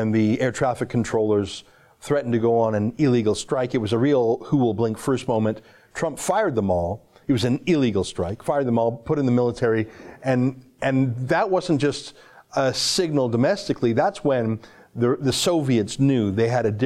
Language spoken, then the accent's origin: English; Canada; I'm a Canadian, I'm an outsider